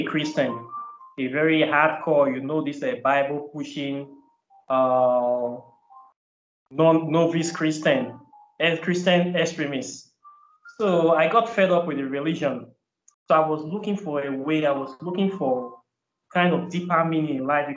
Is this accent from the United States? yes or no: no; Nigeria; moved away as an adult; All my life, I grew up in Nigeria. I was up to 31 years